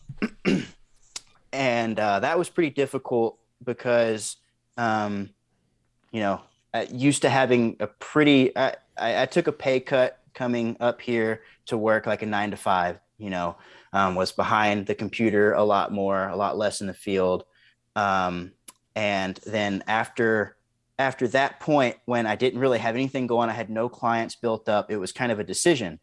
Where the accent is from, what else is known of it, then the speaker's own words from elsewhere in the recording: East Texas, United States; now in Montana, United States; born and raised in East Texas, the son of a basketball coach